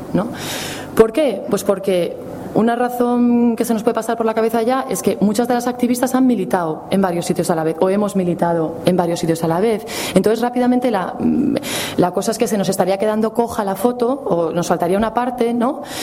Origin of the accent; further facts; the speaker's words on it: Madrid, Community of Madrid, Spain; Yo, como soy de Madrid